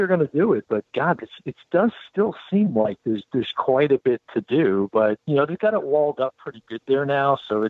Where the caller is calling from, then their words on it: Orlando, Florida, United States; Hey, guys. … in Orlando.